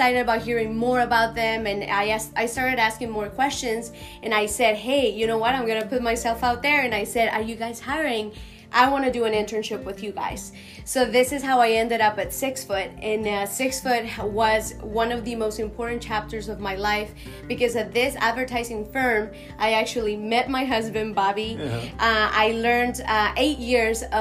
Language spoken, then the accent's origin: English; Bogotá, Colombia; English is a second language; moved away as an adult; now in Houston, United States; So I was born and raised in Bogota, Colombia, and I moved to the States after graduating from high school.